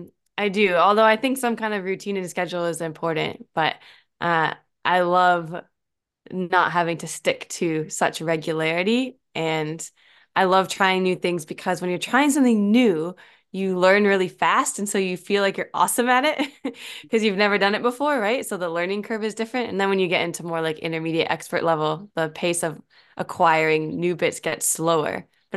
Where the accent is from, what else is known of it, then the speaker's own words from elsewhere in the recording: Normal, Illinois, United States; now in Auckland, New Zealand; I'm from a small town called Normal, Illinois.